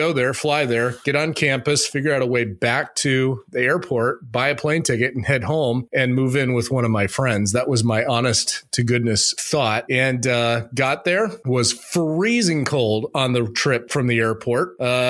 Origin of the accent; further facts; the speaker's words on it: Phoenix, Arizona, United States; moved away as an adult; also born or lived in Minnesota; I grew up in Arizona.